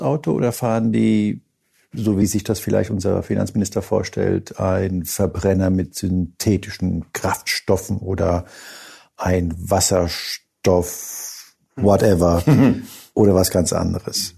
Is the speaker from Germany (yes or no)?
no; Spain; moved away; ich bin gebürtiger Spanier